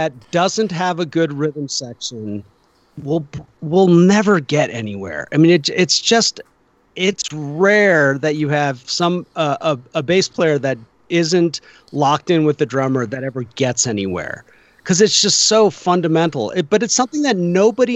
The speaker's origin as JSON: {"language": "English", "area": "Bay Area", "region": "California", "country": "United States", "tie": "born or raised there", "moved": "yes", "said": "I grew up in the Bay Area"}